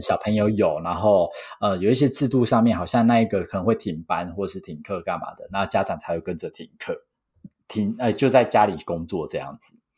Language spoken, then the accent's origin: Chinese; Taiwan; 我是土生土长，没离开过亚洲超 local的